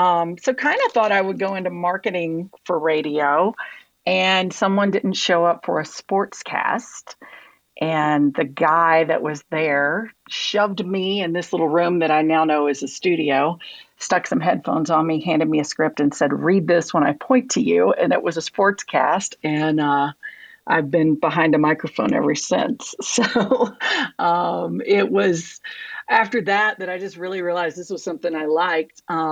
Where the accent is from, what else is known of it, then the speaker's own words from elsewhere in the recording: Atlanta, Georgia, United States; moved away as an adult; also born or lived in Auburn, Alabama; moving home to Atlanta